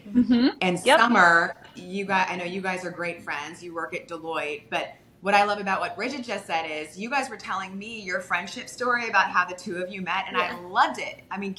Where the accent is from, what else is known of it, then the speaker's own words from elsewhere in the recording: Virginia, United States; I'm from Virginia